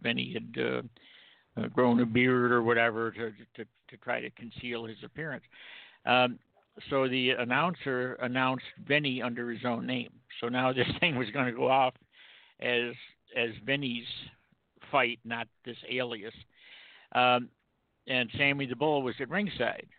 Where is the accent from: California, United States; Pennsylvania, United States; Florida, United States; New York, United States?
New York, United States; Rome; moved away; I'm originally from Rome, New York